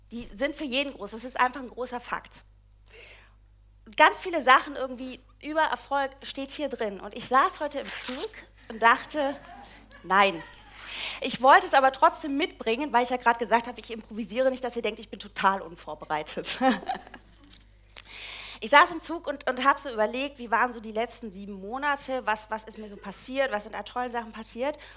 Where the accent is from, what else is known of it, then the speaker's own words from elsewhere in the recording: East Germany, Germany; Ich komme ursprünglich aus der DDR, irgendwann landete ich im Schwabenland.